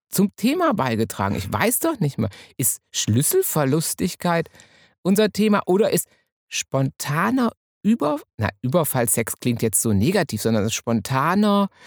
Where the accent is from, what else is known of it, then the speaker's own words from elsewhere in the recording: Münsterland, North Rhine-Westphalia, Germany; moved away; also born or lived in Hamburg; also ich bin Münsterländer